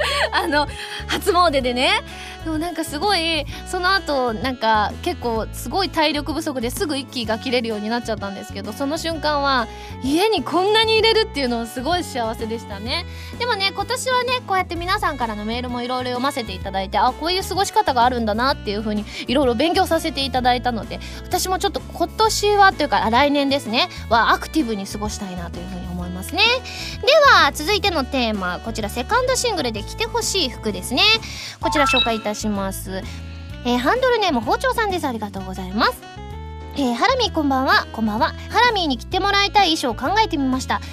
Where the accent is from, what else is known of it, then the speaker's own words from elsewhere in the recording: Osaka, Japan; あのうちはあの大阪なので